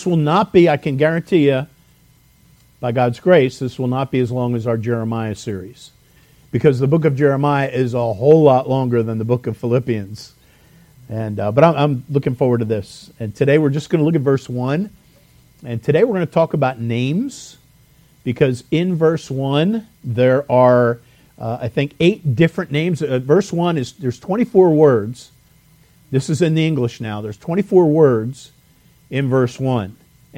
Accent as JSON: {"language": "English", "town": "Lansdowne", "region": "Pennsylvania", "country": "United States", "said": "I'm from Lansdowne"}